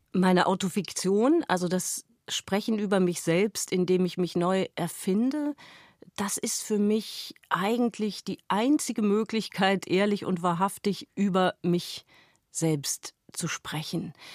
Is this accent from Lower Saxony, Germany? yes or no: yes; Hameln, Lower Saxony, Germany; moved away; aus meiner Heimatstadt Hameln